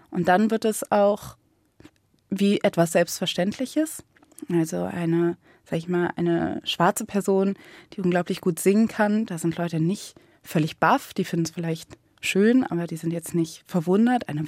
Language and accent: German; Cologne, North Rhine-Westphalia, Germany; Und was ich halt oft erlebt habe bei dieser Frage, wo kommst du her? Und ich sage aus Köln